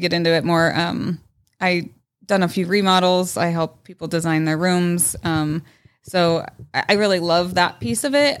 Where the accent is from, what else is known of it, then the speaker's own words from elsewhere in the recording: Arvada, Colorado, United States; We were right off of 64th and Ward is where I grew up.